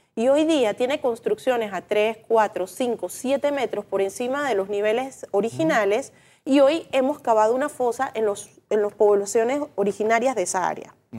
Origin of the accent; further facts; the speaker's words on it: Panama; ya no somos la ciudad de Intremuro con fincas, ahora somos una urbe consolidada